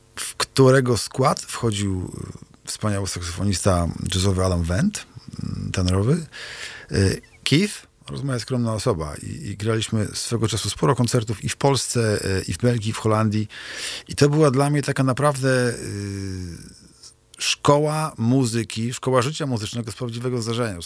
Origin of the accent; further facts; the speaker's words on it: Kociewie, Pomeranian Voivodeship, Poland; also born or lived in Kashubia; wychowałem się w Strzewie na Kociewiu